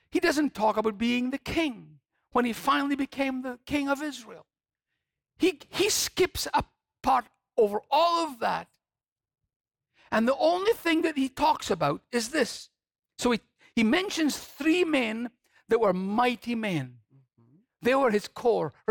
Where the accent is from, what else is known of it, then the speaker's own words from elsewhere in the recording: Scotland, United Kingdom; I'm from Scotland. Mm-hmm. and there are times when I get homesick for Scotland.